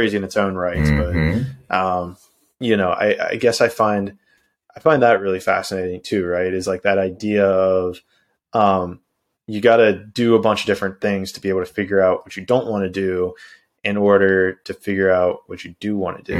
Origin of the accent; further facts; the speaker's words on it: Pittsburgh, Pennsylvania, United States; moved away as an adult; also born or lived in Orlando, Florida / San Diego, California; now in Brazil; I was born and raised in Pittsburgh, PA